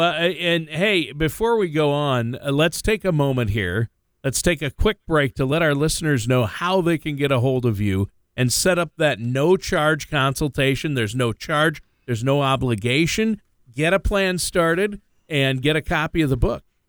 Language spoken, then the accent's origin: English; Minnesota, United States; also born or lived in Los Angeles; now in Tennessee, United States; I grew up in Minnesota, and then I lived in L A for a while